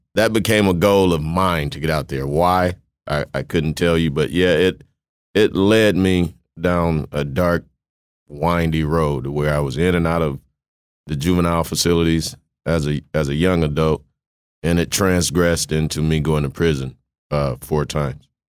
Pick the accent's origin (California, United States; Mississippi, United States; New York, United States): Mississippi, United States; moved away; also born or lived in Kosciusko, Mississippi / Waterloo, Iowa; I was born in Kosciuszko, Mississippi, grew up in Salas with my grandfather. Um, nineteen ninety-two, my mom decided we were relocating, you know, better opportunities in, in Waterloo, Iowa